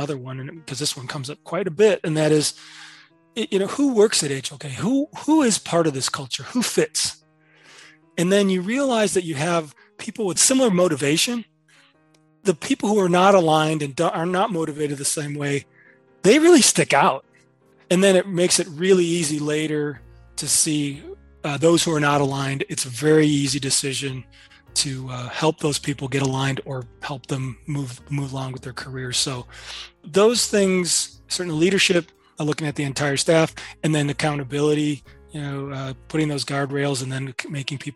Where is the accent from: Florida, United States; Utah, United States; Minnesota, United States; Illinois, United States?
Illinois, United States; Chicago; as a kid growing up in Chicago, couldn't even dream being an architect because I never met one